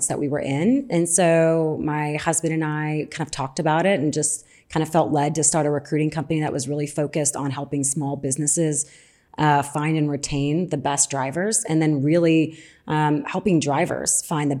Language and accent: English; New Orleans, Louisiana, United States; accent: southern; I'm from New Orleans